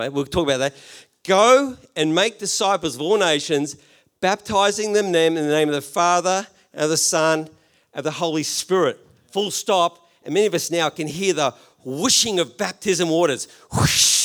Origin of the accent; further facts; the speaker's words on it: Australia; I'm Australian